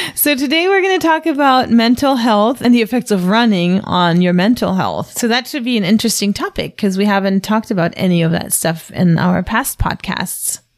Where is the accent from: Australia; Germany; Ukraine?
Germany; now in United States; I'm from Germany and growing up there, you didn't really go see a doctor